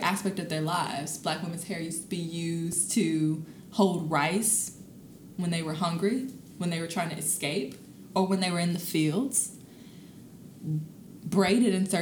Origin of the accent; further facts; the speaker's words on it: Mississippi, United States; moved away as an adult; now in New Orleans, United States; I grew up in Mississippi